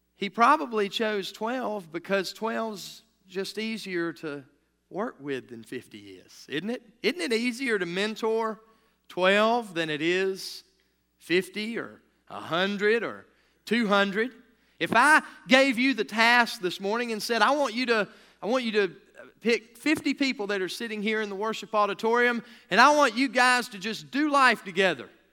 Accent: United States; we as American citizens

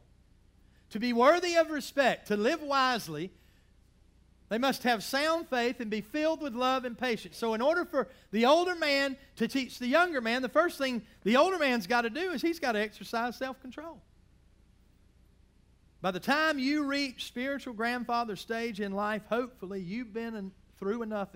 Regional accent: Georgia, United States; I grew up in the South. I grew up in Georgia, and I was taught to call people if they were older than me

